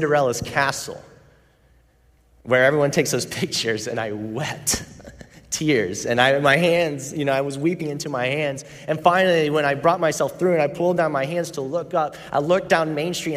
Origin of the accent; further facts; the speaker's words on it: Orlando, Florida, United States; I grew up in Orlando, Florida